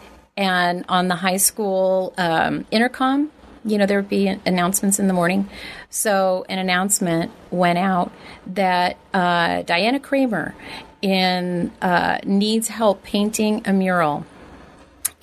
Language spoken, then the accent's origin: English; Oceanside, California, United States; born or raised there; also born or lived in Inglewood, California / San Fernando Valley, California